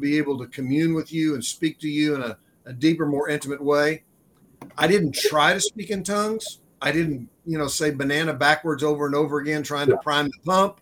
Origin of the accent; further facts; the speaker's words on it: Shawnee, Oklahoma, United States; also born or lived in Dallas, Texas; I was born and raised in Shawnee, Oklahoma, which is about 40 minutes southeast of where you and I are right now